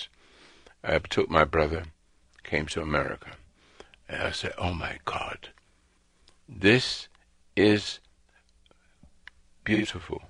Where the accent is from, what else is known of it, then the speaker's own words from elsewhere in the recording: England, United Kingdom; also born or lived in Africa; now in United States; I'm an Englishman